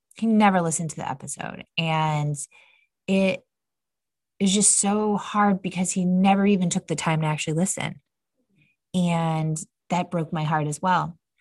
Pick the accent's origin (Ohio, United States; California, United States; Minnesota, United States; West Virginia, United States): Ohio, United States; Cleveland; moved away as an adult; now in Austin, United States; for my family, we are from Cleveland, Ohio, so we are from the Midwest